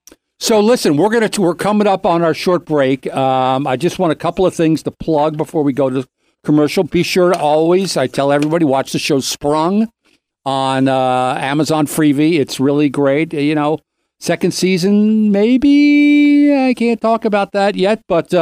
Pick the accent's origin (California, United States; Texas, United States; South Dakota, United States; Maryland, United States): California, United States; Beverly Hills; But I also, like, growing up in Beverly Hills